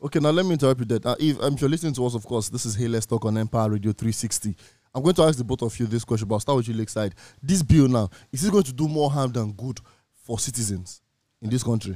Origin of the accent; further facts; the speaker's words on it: Nigeria; as Nigerian youth, as citizens of this country